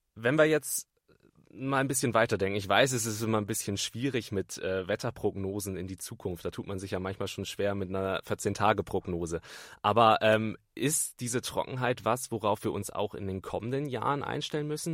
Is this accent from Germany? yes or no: yes; Bremen, Germany; moved away; ich komme ursprünglich aus Bremen